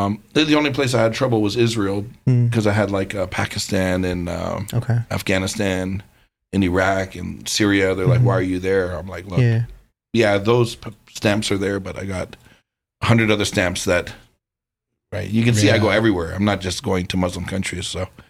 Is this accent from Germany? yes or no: no; Toronto, Ontario, Canada; coming from Toronto, I was born and raised in downtown Toronto.